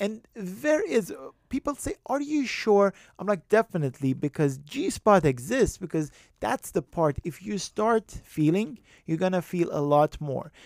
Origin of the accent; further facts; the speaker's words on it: Iran; moved away as an adult; also born or lived in Tehran; I, I grew up in Iran